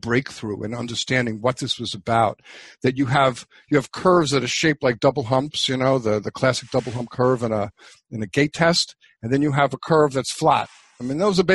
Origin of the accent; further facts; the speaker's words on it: New York City, New York, United States; moved away; also born or lived in New Hampshire; I grew up in New York City